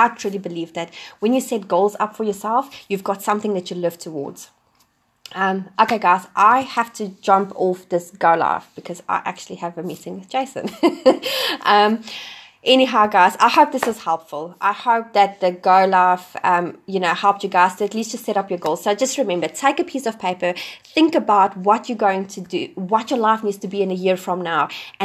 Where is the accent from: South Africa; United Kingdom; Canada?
South Africa; moved away as an adult; also born or lived in Wellington, New Zealand; now in New Zealand; I'm originally from South Africa.